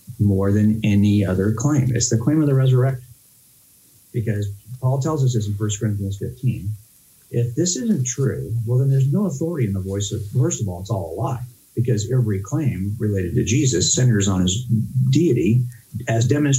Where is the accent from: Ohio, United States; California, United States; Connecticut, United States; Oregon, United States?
California, United States; Los Angeles County; born or raised there